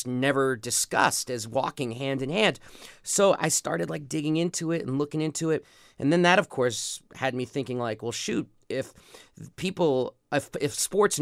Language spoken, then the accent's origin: English; New York City, New York, United States; growing up in New York City